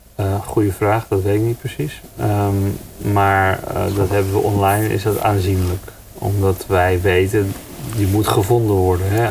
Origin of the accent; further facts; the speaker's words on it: Netherlands; wij als Nederlanders